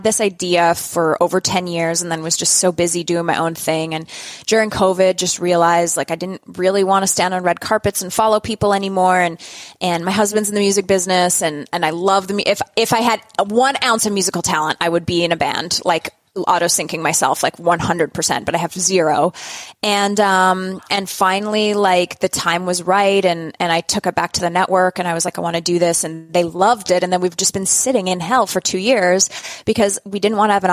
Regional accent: Canada; we're both Canadian

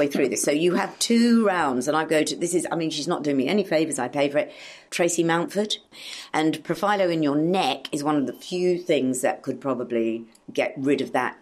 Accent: Australia; moved away; I grew up in Australia

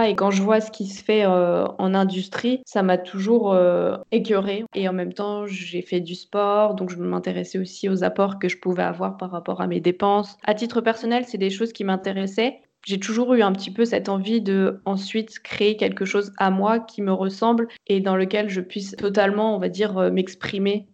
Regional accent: Meurthe-et-Moselle, Grand Est, France; also born or lived in Nancy / Nantes; je suis donc originaire de Meurthe-et-Moselle et, j'ai eu la chance de grandir euh, donc à la campagne, euh, à la frontière entre la Moselle, les Vosges et l'Alsace

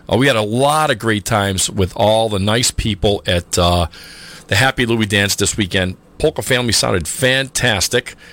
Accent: Springfield, Massachusetts, United States; I grew up on Enfield Street in Indian Orchard.

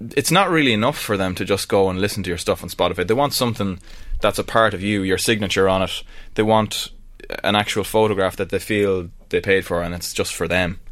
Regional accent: Ireland; I'm just Irish, true and true

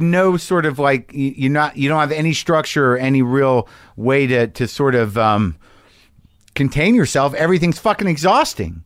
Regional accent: New Mexico, United States; I grew up in New Mexico

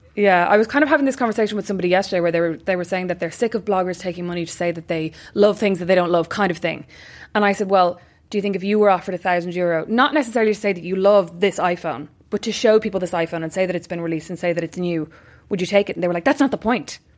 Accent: Ireland; we're Irish

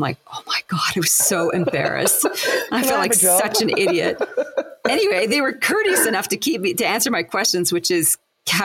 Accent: Winnipeg, Manitoba, Canada; accent: Canadian; moved away as an adult; also born or lived in Montreal; now in Australia; after high school, I moved from Winnipeg to Montreal

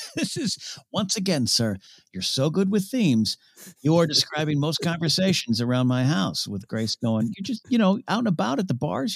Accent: near Shell Beach, California, United States; Shell Beach uh, near my hometown, like a minute away from my house.

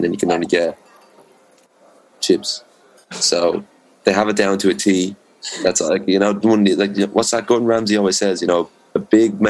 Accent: Rush, Leinster, Ireland; I'm from Dublin. I'm from a little spot outside of Dublin called Rush.

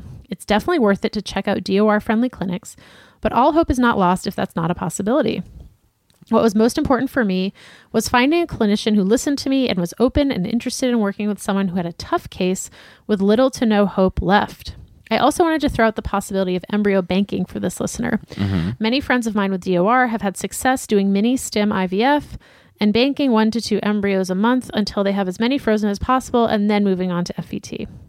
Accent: New York, United States; also born or lived in Osaka, Japan; now in Japan; I was born in Osaka and raised in New York, but when I moved to Japan, I went to the first school that hired me 5 hours from my Japanese family by bullet train.

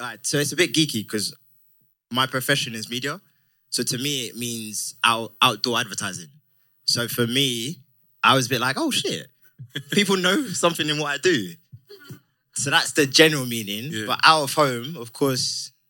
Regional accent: United Kingdom; moved away; We're from the UK. So obviously being out of home, being Ghanaian, where I'm from

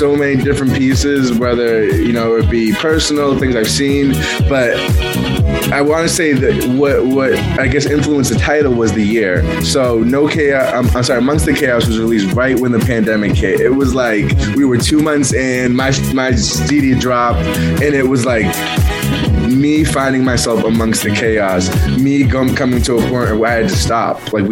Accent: Boston, Massachusetts, United States; now in New York, United States; I'm from Boston originally

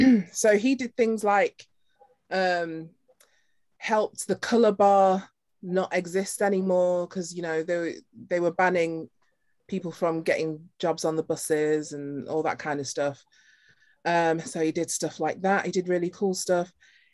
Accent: Nottingham, East Midlands, United Kingdom; But I'm from Nottingham.

